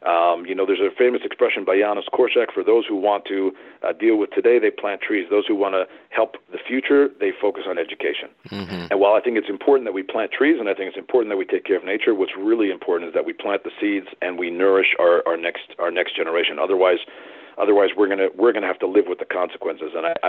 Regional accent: United States; moved away as an adult; now in Israel; I grew up in America

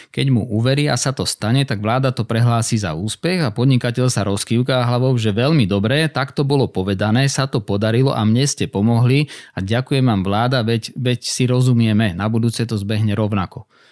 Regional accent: Slovakia; nikdy som neemigroval e, zo Slovenska napriek tomu, že mám pol rodiny vonku

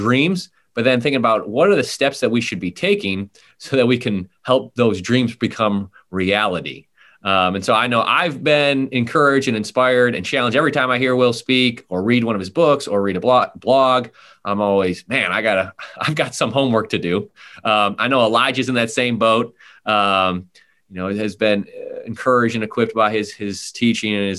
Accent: Buffalo, New York, United States; I'm from Buffalo, home of the AFC East champs

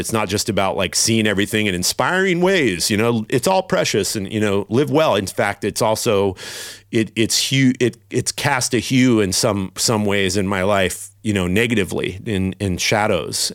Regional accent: Redding, California, United States; moved away as an adult; also born or lived in Los Angeles, California; now in San Francisco, United States; I grew up in Redding, California, on the northern side of California

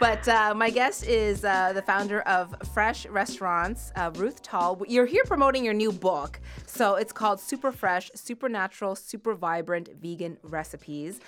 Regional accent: Halifax, Nova Scotia, Canada; growing up in Halifax, Nova Scotia in the eighties

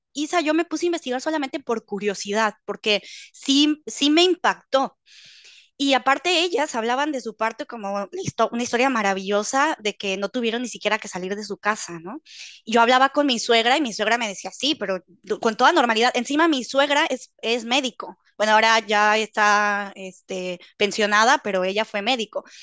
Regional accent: Mexico; moved away as an adult; now in Netherlands; yo soy originaria de México, Vivo actualmente en Holanda

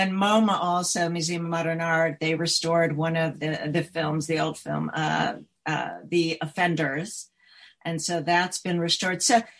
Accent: New York, United States; also born or lived in Chicago, United States / California, United States; Yeah, no, I'm from New York originally, Chicago, and then California, and then New York.

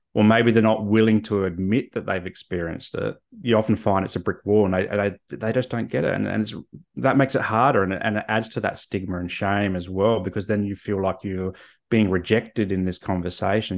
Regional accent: Australia; I'm Australian

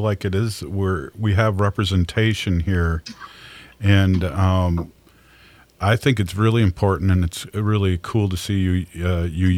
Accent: St. Paul, Minnesota, United States; I am from St. Paul

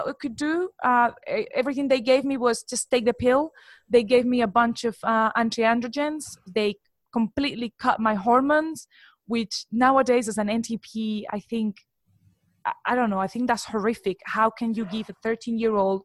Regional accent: Colombia; moved away as an adult; now in United Kingdom; I'm actually from Colombia, but I've been living in the UK for the past 11 years.

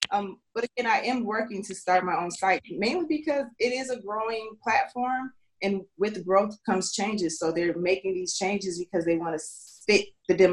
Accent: Minnesota, United States; also born or lived in Leavenworth, Kansas; I am from Minnesota by way of several other places. I was born in Leavenworth, Kansas, I'm currently in Minnesota

